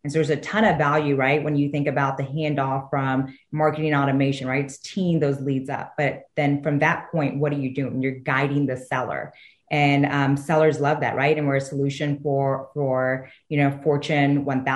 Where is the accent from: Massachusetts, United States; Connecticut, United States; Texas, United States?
Texas, United States; Houston; I'm originally from Houston